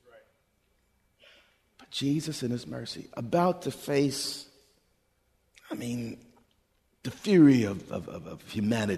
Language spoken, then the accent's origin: English; United States; we're from America